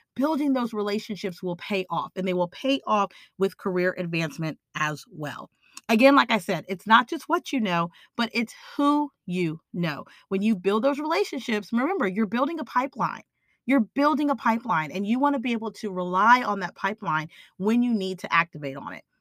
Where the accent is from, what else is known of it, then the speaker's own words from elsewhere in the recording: Austin, Texas, United States; I'm from Austin, Texas